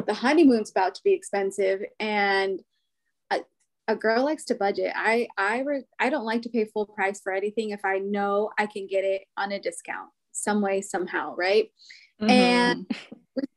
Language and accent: English; Pacific Northwest, United States; now in Washington, D.C., United States; Growing up in the Pacific Northwest